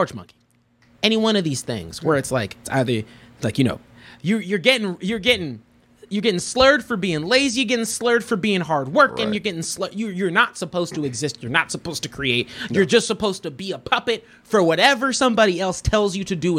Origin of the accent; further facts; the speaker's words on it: United States; I've been born and raised here